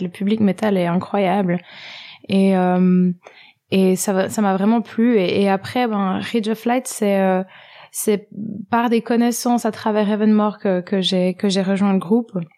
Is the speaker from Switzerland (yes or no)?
yes; French-speaking Switzerland, Romandy, Switzerland; J'ai grandi en Suisse, dans la partie francophone.